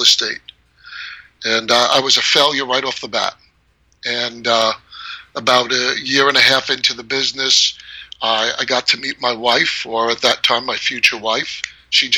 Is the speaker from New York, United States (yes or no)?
yes; New York, United States; moved away as an adult; now in Chandler, United States; I was born and raised in New York, lived there most of my life.